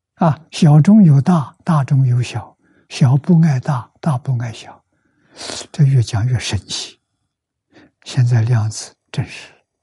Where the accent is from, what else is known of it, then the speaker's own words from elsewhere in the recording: China; moved away; also born or lived in Taiwan; 我们中国人常讲